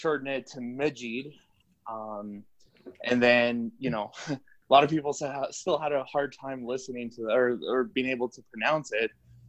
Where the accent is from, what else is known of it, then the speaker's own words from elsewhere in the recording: Winnipeg, Manitoba, Canada; also born or lived in Vancouver; My dad's from Libya. My mom's French Canadian, and I was born in Vancouver, actually.